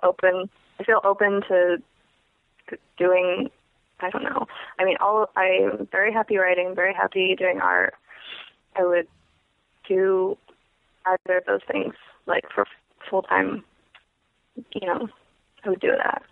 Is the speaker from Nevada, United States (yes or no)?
no; Clear Lake, California, United States; I grew up a couple hours north of Oakland, um, in California, in a place called Clear Lake